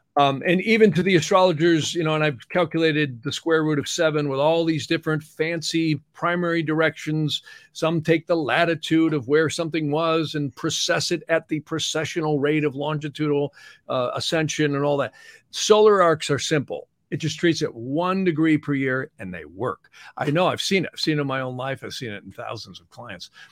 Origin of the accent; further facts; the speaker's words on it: United States; I'm an American